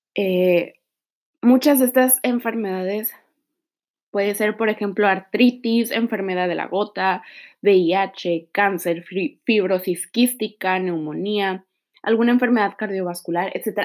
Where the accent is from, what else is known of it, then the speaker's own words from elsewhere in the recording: Mexico; also born or lived in Tijuana; Soy mexicana, actualmente vivo en Tijuana